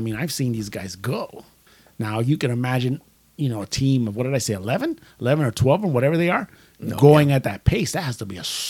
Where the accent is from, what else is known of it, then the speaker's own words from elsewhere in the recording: United States; I'm an American